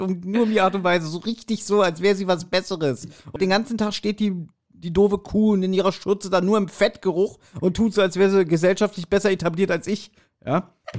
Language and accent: German; Berlin, Germany; ich bin ja in Kreuzberg geboren und aufgewachsen